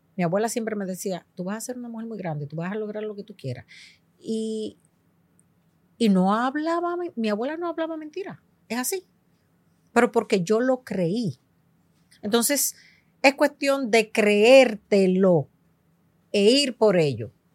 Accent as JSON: {"language": "Spanish", "country": "Dominican Republic", "tie": "born or raised there", "moved": "yes", "lives_now": "United States", "said": "Yo nací en los Estados Unidos y me crié gran parte de mi tiempo en República Dominicana, porque soy hija de padre dominicano y madre puertorriqueña"}